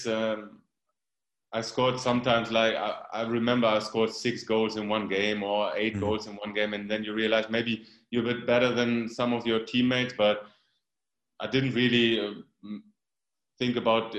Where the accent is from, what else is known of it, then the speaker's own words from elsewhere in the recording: Germany; It's like 90 kilometers away, like about 60 miles away from my hometown. But of course, it was a dream move coming from a small village like me, and then moving to Dortmund.